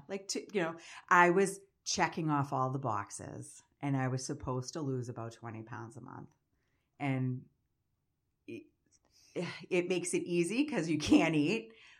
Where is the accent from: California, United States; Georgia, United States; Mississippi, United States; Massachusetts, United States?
Massachusetts, United States; I'm from Massachusetts.